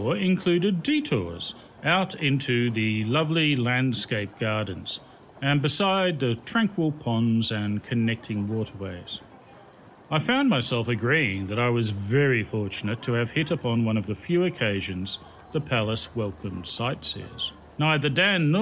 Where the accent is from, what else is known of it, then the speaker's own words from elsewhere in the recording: Australia; also born or lived in Ganyu, China; now in China; I was from Australia